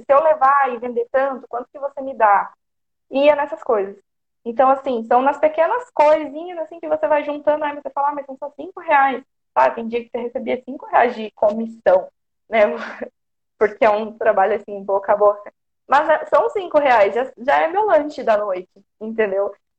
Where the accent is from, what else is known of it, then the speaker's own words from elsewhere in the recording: Porto Feliz, São Paulo, Brazil; Eu sou do interior de São Paulo, Porto Feliz